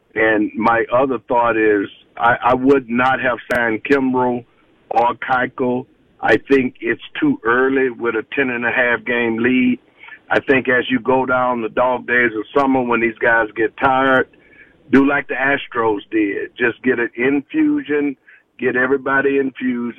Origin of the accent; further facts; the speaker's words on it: Houston, Texas, United States; moved away; I'm originally from Houston